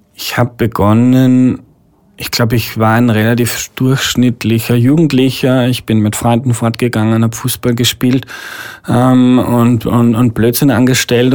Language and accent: German; Steyr, Upper Austria, Austria; moved away as an adult; now in Vienna, Austria; BMW in Steyr, wo ich herkomme